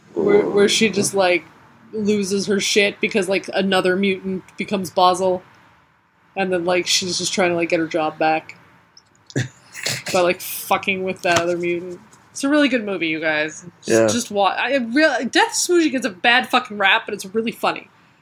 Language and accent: English; Colorado, United States; I grew up in Colorado.